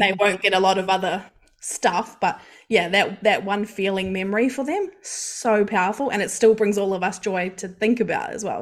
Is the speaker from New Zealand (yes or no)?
yes; New Zealand; moved away as an adult; now in Australia; I am from New Zealand, if you can't hear the accent, and I've lived in Australia for over ten years